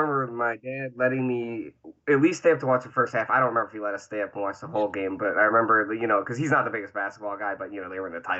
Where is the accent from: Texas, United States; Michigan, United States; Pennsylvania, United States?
Michigan, United States; Livonia; also born or lived in Westland, Michigan; Born and raised in Livonia, Michigan, although I did live in Westland for 7 years, 1 year solo, well, not solo, with my cousin, and then with my wife for 6 years, and then we bought my parents' house and moved back to Livonia because they moved to Florida.